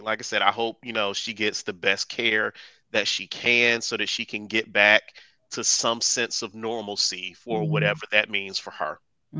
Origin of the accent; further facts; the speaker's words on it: United States; I'm dumb American.